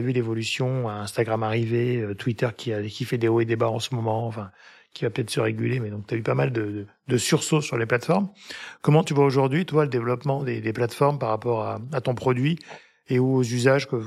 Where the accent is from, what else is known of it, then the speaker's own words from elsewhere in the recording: Cannes, Provence-Alpes-Côte d'Azur, France; Donc moi je suis sudiste, hein. moi je suis canois